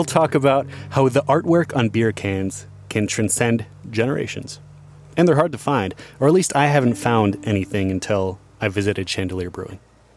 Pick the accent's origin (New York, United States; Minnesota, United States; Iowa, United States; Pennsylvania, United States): Iowa, United States; I grew up in Iowa.